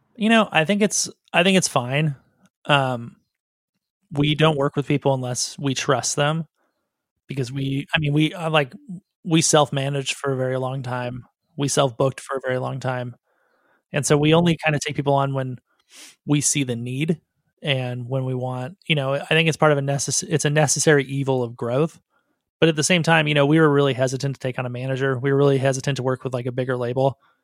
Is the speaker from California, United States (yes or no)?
yes; Southern California, United States; I'm from Southern California, and so it was easy to move to Hollywood